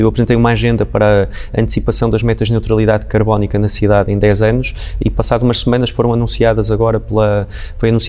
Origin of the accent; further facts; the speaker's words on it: Porto, Norte, Portugal; enquanto também portuense